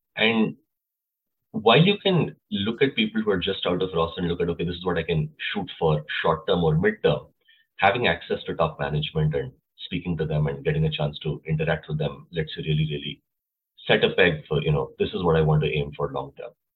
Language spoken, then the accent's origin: English; Lucknow, Uttar Pradesh, India; now in United States; I come from Lucknow, India.